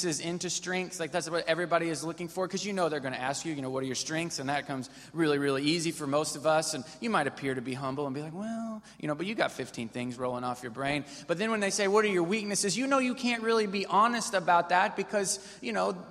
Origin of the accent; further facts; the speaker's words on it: Missouri, United States; now in Texas, United States; I grew up in Missouri, and Missouri, we're not as sophisticated